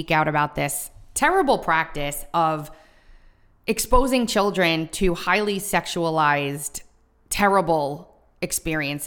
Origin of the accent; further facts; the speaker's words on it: Long Island, New York, United States; Growing up on Long Island